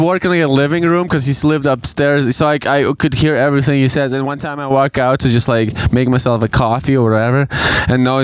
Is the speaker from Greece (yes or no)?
no; Ukraine; now in London, Canada; I'm fucking from Ukraine.